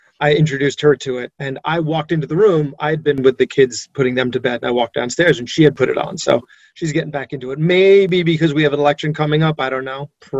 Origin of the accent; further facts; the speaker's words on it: New York, United States; I'm a New Yorker